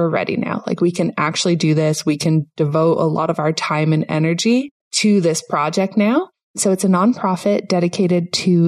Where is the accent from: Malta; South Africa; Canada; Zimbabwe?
Canada; moved away as an adult; now in Panama; myself and my whole family, we grew up in Canada